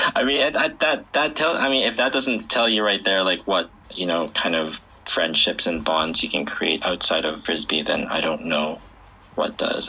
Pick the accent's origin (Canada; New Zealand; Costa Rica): Canada; Vancouver, British Columbia; moved away as an adult; now in Beijing, China; I grew up in Vancouver in Canada